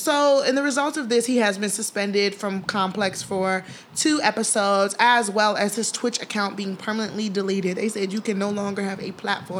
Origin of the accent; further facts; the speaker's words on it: Chicago, Illinois, United States; as a Chicagoan